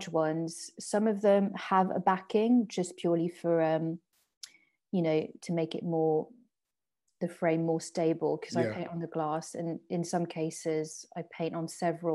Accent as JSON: {"language": "English", "area": "southeast of Paris", "region": "Île-de-France", "country": "France", "tie": "born or raised there", "first_language": "French and English", "moved": "as an adult", "lives_now": "United Kingdom", "said": "I'm from France, born and bred. My parents still live in the house I grew up in, and just like southeast of Paris, just like it's half an hour on the train"}